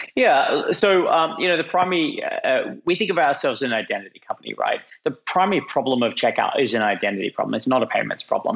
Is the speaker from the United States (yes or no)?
no; Australia; moved away; as you can tell from my funny accent, I'm, I'm Australian and was living in Australia at the time.